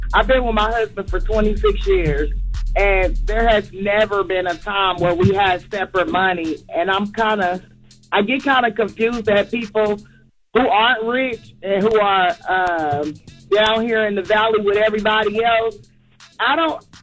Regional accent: Georgia, United States; I'm calling from Georgia, originally from that town

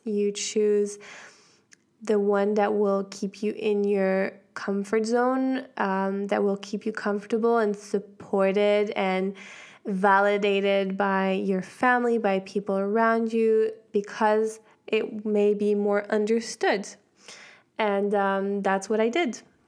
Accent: Switzerland; I'm half American, so I was in Switzerland

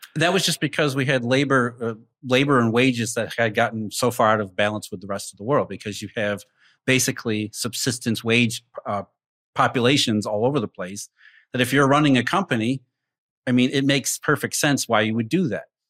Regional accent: Rust Belt, United States; I grew up in the Rust Belt

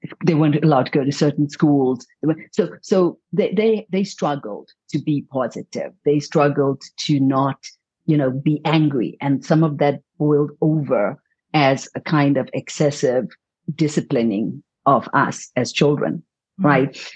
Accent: Zimbabwe; moved away as an adult; also born or lived in India; I came from Zimbabwe

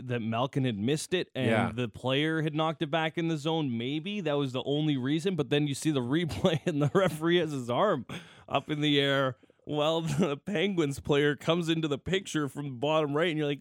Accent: Calgary, Alberta, Canada; growing up in Calgary

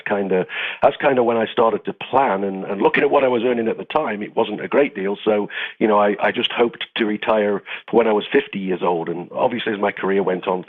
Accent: United Kingdom; moved away as an adult; also born or lived in Greece; now in Portugal; I'm from the UK originally, northern UK near Newark, but I left there when I was in my early 20s and I've lived in six different countries now.

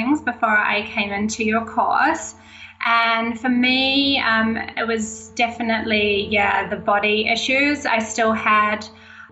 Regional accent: Auckland, New Zealand; I'm from New Zealand, Auckland, New Zealand

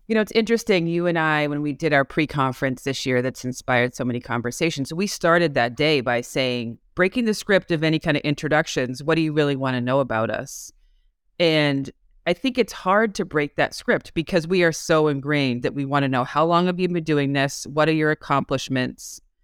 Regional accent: Massachusetts, United States; I'm from Massachusetts.

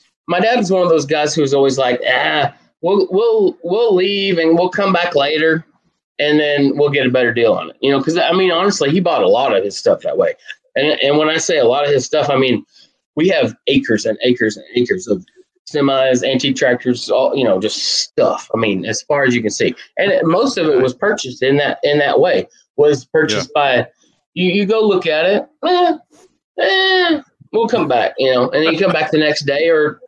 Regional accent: United States; also born or lived in Western Kentucky; I'm from Southern Indiana, Western Kentucky. That area in the middle of the country

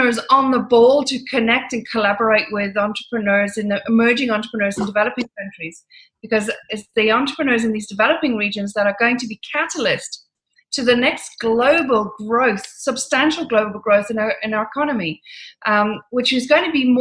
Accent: Ireland; moved away as an adult; now in London, United Kingdom; moved back to Ireland. And I lived a very unusual life in Ireland

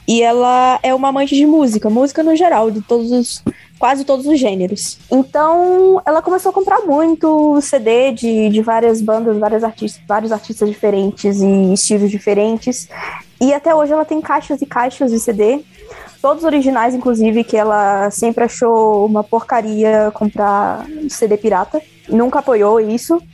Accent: Campos dos Goytacazes, Rio de Janeiro, Brazil; now in São Paulo, Brazil; em Campos, no interior do Rio, onde eu nasci

